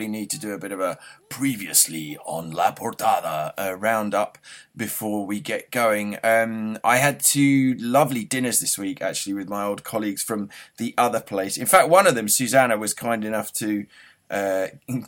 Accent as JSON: {"language": "English", "country": "United Kingdom", "moved": "yes", "lives_now": "Madrid, Spain", "said": "I'm a British journalist based in Madrid"}